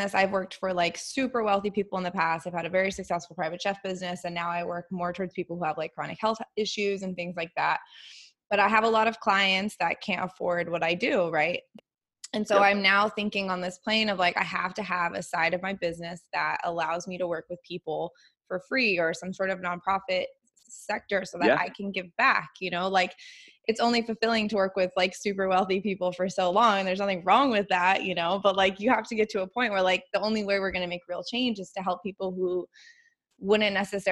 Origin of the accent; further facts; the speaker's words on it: Boulder, Colorado, United States; moved away; I'm from Boulder